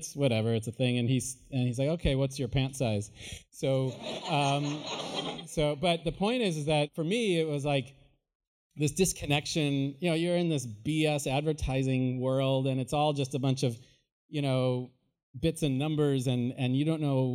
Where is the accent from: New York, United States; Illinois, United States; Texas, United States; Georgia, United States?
Illinois, United States; moved away; also born or lived in Iowa; I grew up in Illinois. I went to school in Iowa. I grew up in my family's paint store